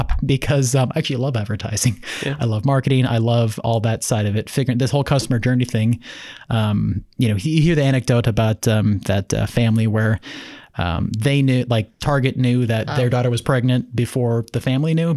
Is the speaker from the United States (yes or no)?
yes; Minneapolis, Minnesota, United States; moved away; I'm from Minneapolis originally.